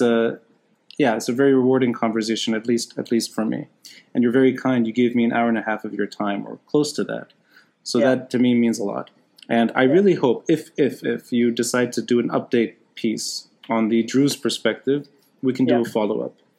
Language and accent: English; Beirut, Beirut Governorate, Lebanon; also born or lived in Tripoli, Lebanon; Beirut, I am a Beiruti, but I'm originally originally from Tripoli